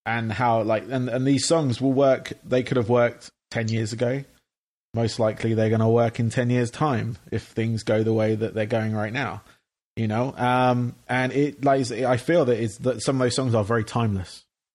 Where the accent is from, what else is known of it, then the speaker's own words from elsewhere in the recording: England, United Kingdom; moved away; obviously, I'm from England originally. I moved here 5 years ago.